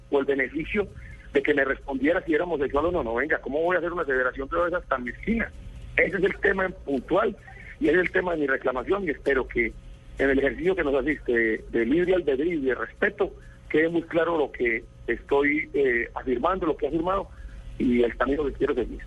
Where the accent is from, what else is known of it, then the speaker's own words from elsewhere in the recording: Colombia; perdí una cantidad de derechos que me asisten como colombiano